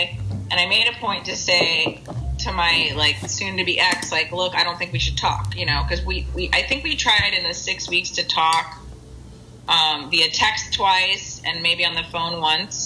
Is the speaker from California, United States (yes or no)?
no; South Florida, United States; moved away; I grew up in South Florida